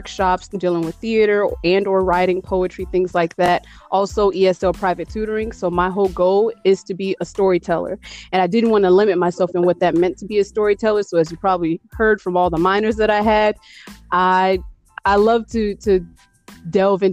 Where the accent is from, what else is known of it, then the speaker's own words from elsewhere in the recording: East Chicago, Indiana, United States; also born or lived in Gary, Indiana / West Lafayette, Indiana; finally settled in East Chicago, Indiana. And I pretty much grew up there from the age of 8 all the way up to 18